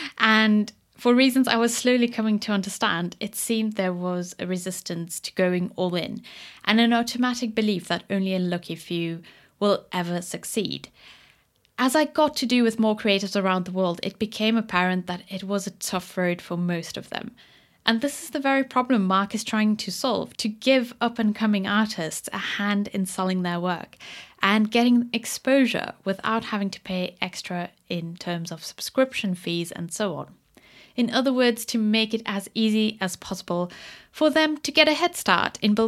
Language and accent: English; South Africa; I grew up in South Africa